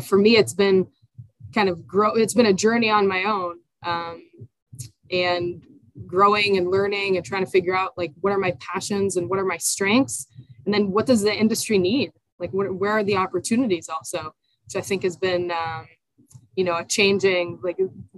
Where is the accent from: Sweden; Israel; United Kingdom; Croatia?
Israel; now in United States; I'm originally from Israel, born and raised in Israel